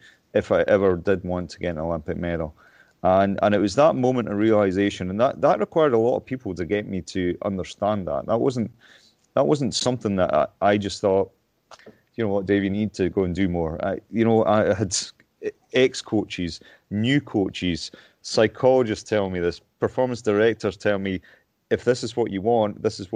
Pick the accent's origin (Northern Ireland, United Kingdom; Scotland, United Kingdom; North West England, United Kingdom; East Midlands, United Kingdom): Scotland, United Kingdom; Lockerbie; moved away as an adult; also born or lived in Stirling; I moved up to Stirling from my hometown in Lockerbie